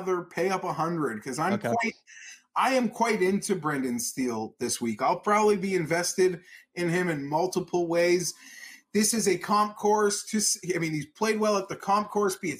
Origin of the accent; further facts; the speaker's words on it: Canada; I'm a Canadian.